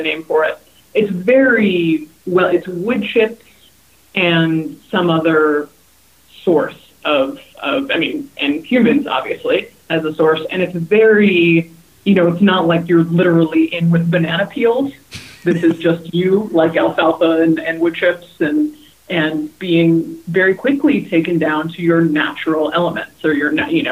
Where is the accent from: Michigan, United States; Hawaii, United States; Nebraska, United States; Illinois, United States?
Hawaii, United States; now in California, United States; I grew up in Hawaii, and I've spent my whole career in California.